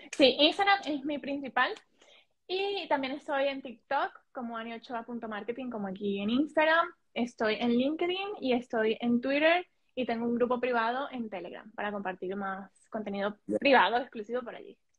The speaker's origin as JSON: {"language": "Spanish", "country": "Colombia", "moved": "as an adult", "lives_now": "Spain", "said": "yo soy colombiano, pero recientemente también soy española. Vivo en España hace, sí, vivo en España hace seis años"}